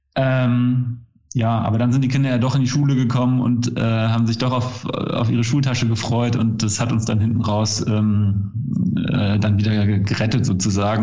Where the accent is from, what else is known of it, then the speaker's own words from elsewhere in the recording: Overath, North Rhine-Westphalia, Germany; ich bin im Umland von Köln groß geworden, in Overath im Bergischen